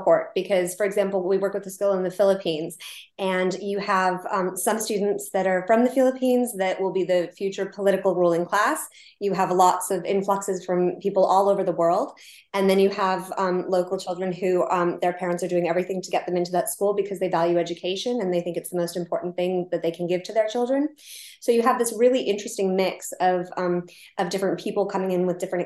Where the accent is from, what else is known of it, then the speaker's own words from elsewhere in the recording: United States; now in Oxford, United Kingdom; I'm an American living in Oxford